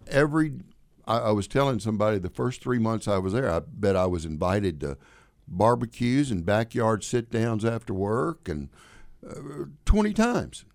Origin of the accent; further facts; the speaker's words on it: Deep South, United States; also born or lived in New York; now in Illinois, United States; growing up in the South, particularly in the Deep South, where I did